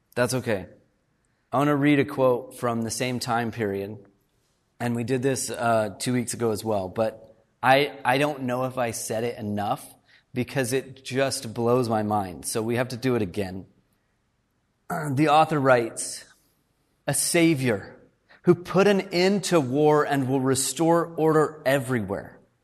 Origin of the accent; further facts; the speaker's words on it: Fort Worth, Texas, United States; now in Canada; I grew up in Fort Worth, Texas.